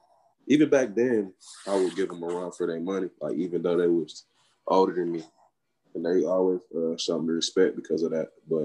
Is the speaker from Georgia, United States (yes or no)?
yes; Atlanta, Georgia, United States; Growing up in Atlanta, it was fun, but it was also, you know, challenging.